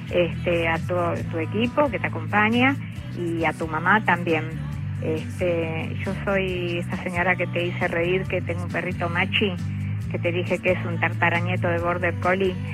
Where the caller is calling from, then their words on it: Villa Luzuriaga, Buenos Aires Province, Argentina; soy mi de Villa Jusuriaga San Justo